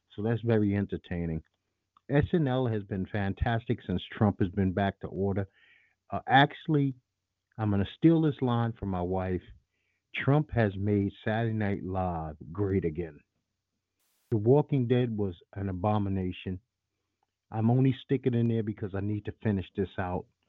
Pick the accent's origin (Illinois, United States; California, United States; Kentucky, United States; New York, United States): New York, United States; New York City; I grew up in the heart of the Giuliani administration in NYC I'm from Bed-Stuy, Brooklyn